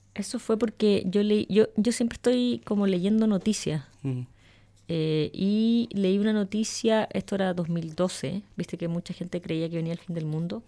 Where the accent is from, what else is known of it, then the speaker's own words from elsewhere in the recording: Santiago, Santiago Metropolitan Region, Chile; also born or lived in Talcahuano, Chile; yo nací en Talcahuano y me vengo a los tres años a Santiago.